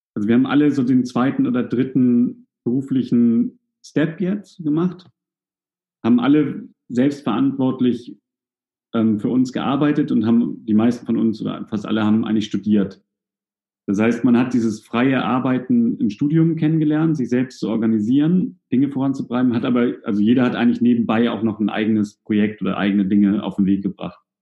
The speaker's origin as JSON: {"language": "German", "region": "Hamburg", "country": "Germany", "moved": "yes", "lives_now": "Kiel, Germany", "said": "ich komme ja aus Hamburg, bin ja nach Kiel gezogen"}